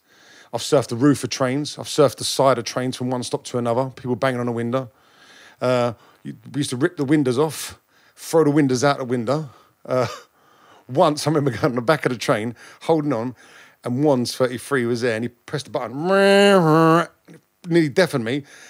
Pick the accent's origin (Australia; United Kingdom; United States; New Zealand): United Kingdom; Clapham Junction, London; Clapham Junction.